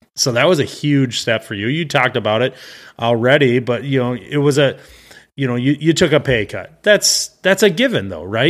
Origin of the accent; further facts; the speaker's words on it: Midwest, United States; I'm from the Midwest, so I get both extremes of weather where I live